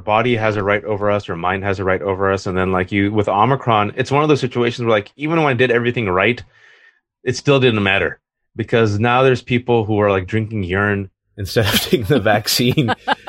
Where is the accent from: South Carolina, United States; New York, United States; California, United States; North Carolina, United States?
California, United States; now in Virginia, United States; It's this insane, stupid, like, snowstorm in Virginia, yeah. Which I hate because I'm a Californian.